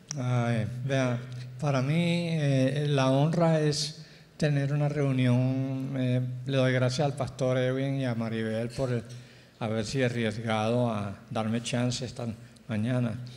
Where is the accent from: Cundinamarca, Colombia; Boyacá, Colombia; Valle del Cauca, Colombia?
Valle del Cauca, Colombia; Cali; moved away; also born or lived in Barranquilla; yo nací en Cali, ah, soy bayuno